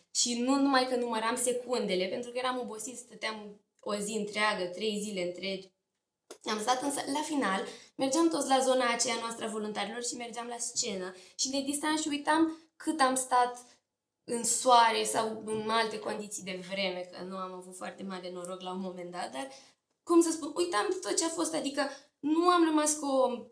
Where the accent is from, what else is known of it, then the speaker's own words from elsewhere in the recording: Slobozia, Ialomița County, Romania; orașul Slobozia